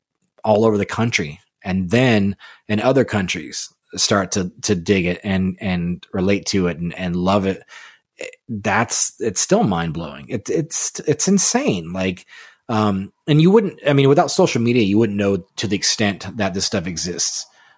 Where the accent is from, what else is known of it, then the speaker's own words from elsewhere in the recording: California, United States; now in Connecticut, United States; Taxes here are high for here, but I'm a Californian.